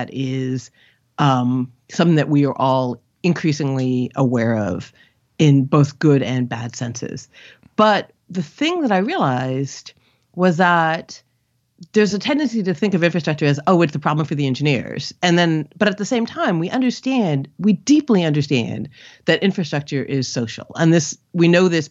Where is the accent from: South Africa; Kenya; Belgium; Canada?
Canada; moved away as an adult; also born or lived in India; now in United States; I grew up in Canada, but my parents are immigrants from India